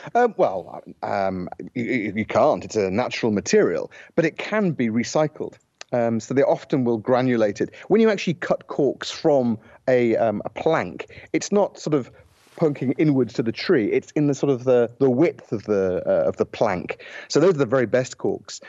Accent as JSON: {"language": "English", "country": "United Kingdom", "moved": "as an adult", "lives_now": "Portugal", "said": "I'm British"}